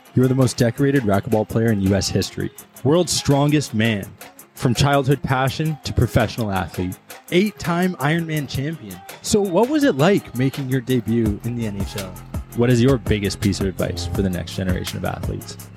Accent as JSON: {"language": "English", "town": "White Rock", "region": "British Columbia", "country": "Canada", "tie": "born or raised there", "also_born_or_lived": "Toronto", "said": "my hometown"}